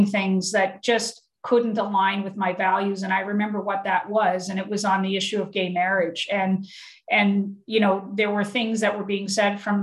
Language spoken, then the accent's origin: English; Antigonish, Nova Scotia, Canada; I grew up, obviously, the town I grew up with in Anakinish, you know, it was 97% Catholic